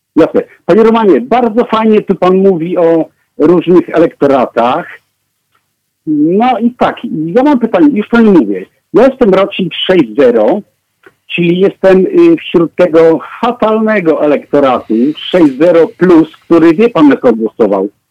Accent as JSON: {"language": "Polish", "town": "Opole", "region": "Opole Voivodeship", "country": "Poland", "said": "ja pochodzę z, z Opola"}